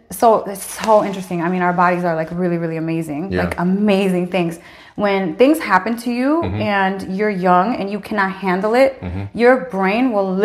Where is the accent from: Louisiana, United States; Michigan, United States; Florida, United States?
Michigan, United States; Lansing; also born or lived in Incheon, South Korea; I grew up in Lansing